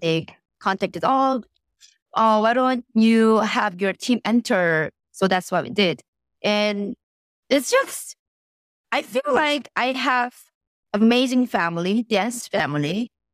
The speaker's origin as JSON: {"language": "English", "country": "South Korea", "tie": "born or raised there", "also_born_or_lived": "Connecticut", "moved": "yes", "said": "I was born and raised in Korea"}